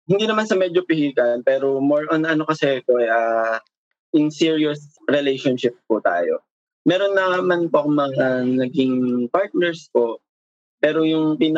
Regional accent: Manila, Metro Manila, Philippines; Um, I'm 29 years old po and I'm from Manila po.

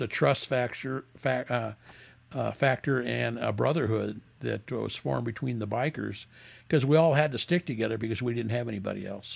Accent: San Bernardino, California, United States; now in Las Vegas, United States; they started in, in, 1948 in San Bernardino, California, where we're from

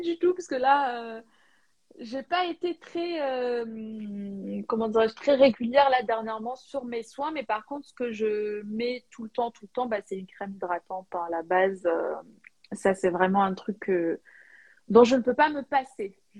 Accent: Algeria; moved away as an adult; je suis née et j'ai vécu en Algérie euh, bah, jusqu'à l'âge de 18 ans

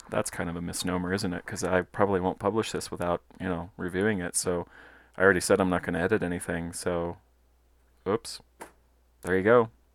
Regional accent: Colorado Springs, Colorado, United States; I'm a Colorado native. I was born and raised in Colorado Springs

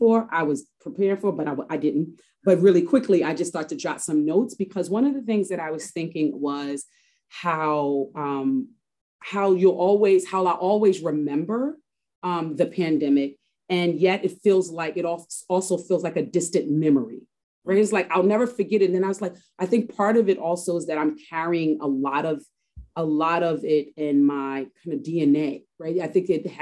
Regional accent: New York, United States; I am from Harlem, born and raised native New Yorker, and I'm still in Harlem

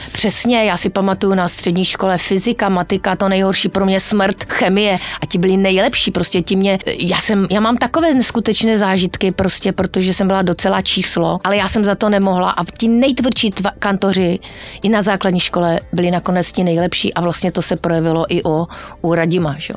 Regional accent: Ostrava, Moravian-Silesian Region, Czechia; moved away; jsem z Ostravy, jsem ostravačka

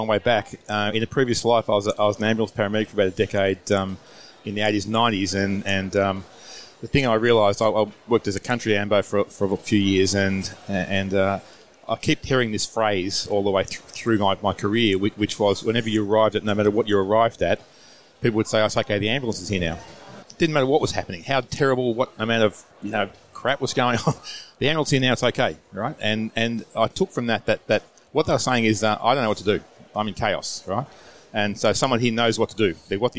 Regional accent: Australia; accent: Aussie

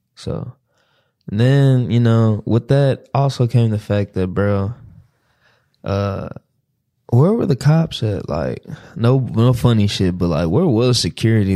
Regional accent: Dallas, Texas, United States; I'm from Dallas.

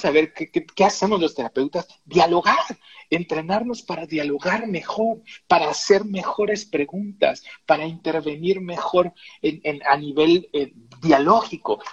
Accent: Tabasco, Mexico; así somos los tabasqueños

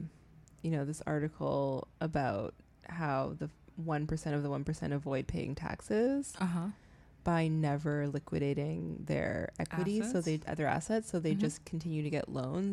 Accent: Canada; moved away; I'm Canadian

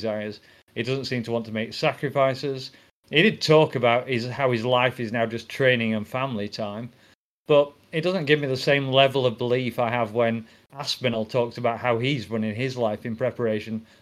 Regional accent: England, United Kingdom; I'm English

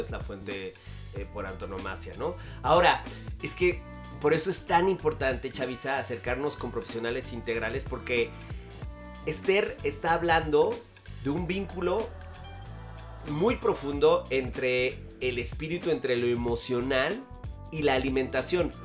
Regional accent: Mexico; somos mexicanos

